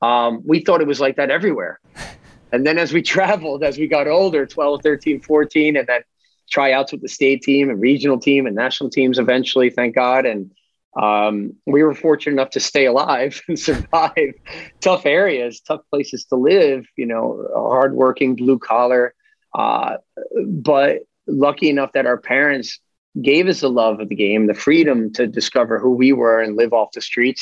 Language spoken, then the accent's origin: English; Kearney, New Jersey, United States; I think it was probably a consistently challenging experience. I think you were always being tested in Kearney.